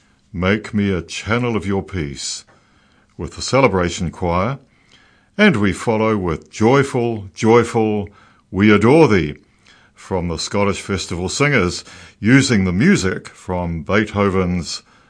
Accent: Christchurch, Canterbury, New Zealand; I grew up in the Oxford Terrace Baptist Church in Christchurch

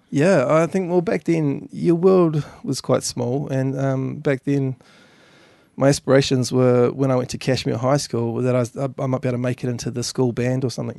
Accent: Governors Bay, Canterbury, New Zealand; I grew up in Governor's Bay over in the, the harbour there.

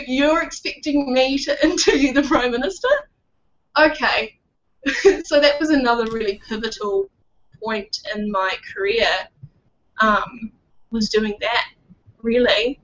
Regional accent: Wellington, New Zealand; moved away as an adult; now in Auckland, New Zealand; I grew up born and raised Wellingtonian. I lived there for 22 years.

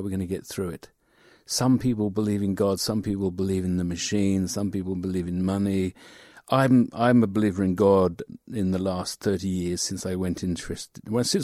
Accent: London, United Kingdom; moved away as an adult; now in Dunedin, New Zealand; London originally, but for the last 15 years I've been here in Dunedin

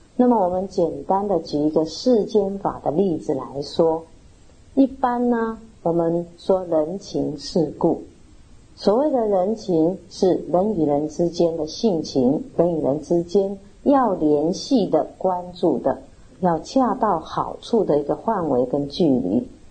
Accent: Taiwan; 我们台湾人

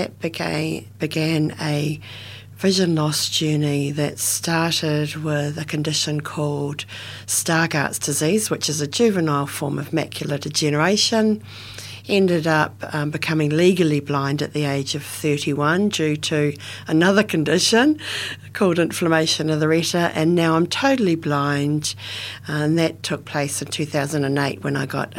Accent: Dunedin, Otago, New Zealand; I was born in Otipoti, Dunedin, and in a suburb called Mornington, Bridges Street, Mornington, and then moved to Bradford when I was just 2 years of age and went to Bradford Primary School. In a kind of rural setting in Dunedin

